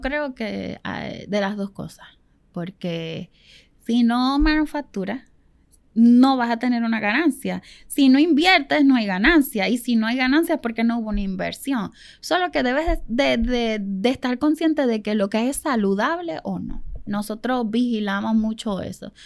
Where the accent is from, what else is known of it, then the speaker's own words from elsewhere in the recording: Venezuela; now in Puerto Rico; nosotros somos venezolanos